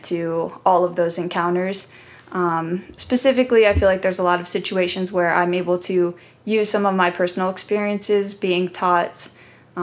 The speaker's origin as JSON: {"language": "English", "town": "Columbus", "region": "Ohio", "country": "United States", "tie": "born or raised there", "said": "I grew up in Columbus, Ohio"}